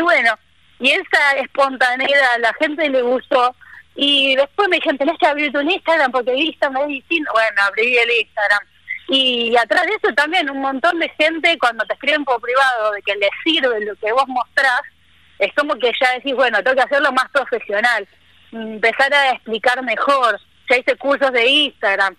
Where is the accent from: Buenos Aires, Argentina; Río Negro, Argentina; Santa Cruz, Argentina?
Buenos Aires, Argentina; moved away as an adult; also born or lived in Córdoba; now in Misiones, Argentina; yo soy porteña, nacida bien en el barrio de Belgrano, bien porteña.